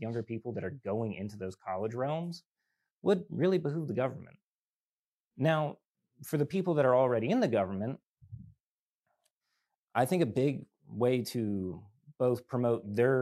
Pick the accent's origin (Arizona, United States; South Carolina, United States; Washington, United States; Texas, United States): South Carolina, United States; moved away; my home state of South Carolina